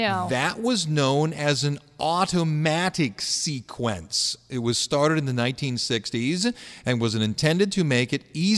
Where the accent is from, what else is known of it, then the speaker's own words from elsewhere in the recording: Cleveland, Ohio, United States; I grew up in Cleveland